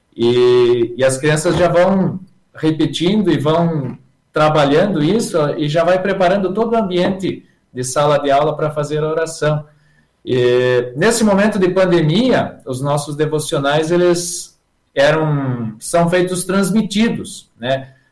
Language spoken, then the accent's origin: Portuguese; Santa Rosa, Rio Grande do Sul, Brazil; moved away as an adult; now in Joaçaba, Brazil; Eu sou natural da cidade de Santa Rosa, no Rio Grande do Sul